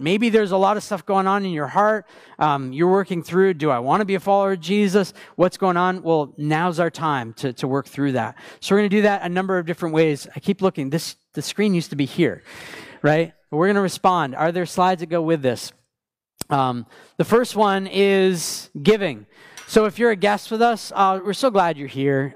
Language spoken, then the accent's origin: English; Maine, United States; moved away; I grew up in Maine